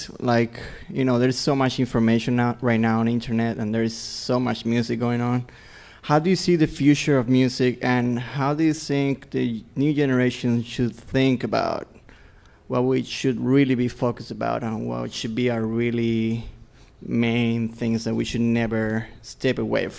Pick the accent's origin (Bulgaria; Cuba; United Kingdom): Cuba; I'm … from Cuba.